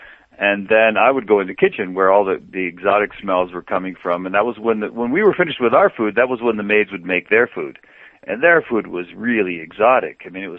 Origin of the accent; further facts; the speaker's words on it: Mexico; moved away; Well, I grew up in Mexico. My father took us there when I was two. So I to me that was home, and that was a culture that I grew up in.